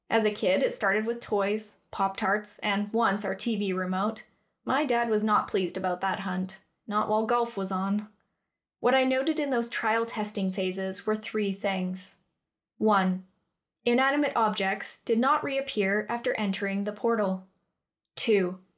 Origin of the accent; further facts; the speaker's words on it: Western Canada, Canada; moved away as an adult; now in Cardiff, United Kingdom; I was born and raised in Canada, on the west side of things. I won't tell you where because, let's be honest, you'd have no idea. But I moved to Cardiff for uni